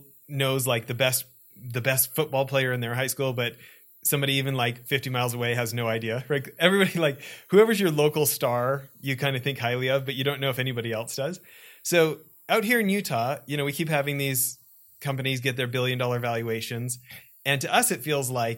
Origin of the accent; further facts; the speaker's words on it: Alberta, Canada; I grew up in Alberta.